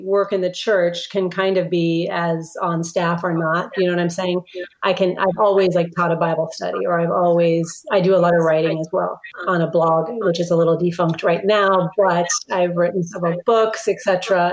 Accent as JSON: {"language": "English", "town": "Minneapolis", "region": "Minnesota", "country": "United States", "tie": "born or raised there", "moved": "as an adult", "said": "I grew up in Minneapolis."}